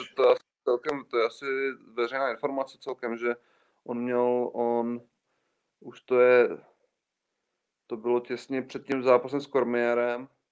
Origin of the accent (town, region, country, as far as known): Czechia